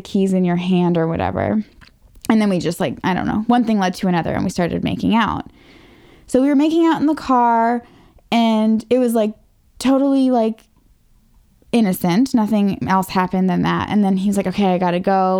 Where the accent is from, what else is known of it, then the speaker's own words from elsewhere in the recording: Northern Virginia, United States; I was from right here in Northern Virginia.